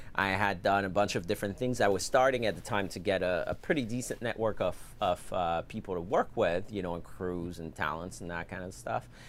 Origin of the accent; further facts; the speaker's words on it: suburbs of Paris, Île-de-France, France; moved away as an adult; now in San Diego, United States; originally I'm French. Uh, I grew up in Paris, I mean, on the suburbs of Paris. And I moved here to San Diego in two thousand eleven.